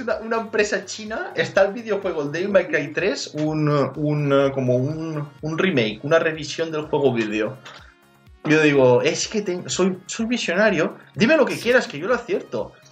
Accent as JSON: {"language": "Spanish", "region": "Valencian Community", "country": "Spain", "said": "yo soy valenciano, la O es, abierta"}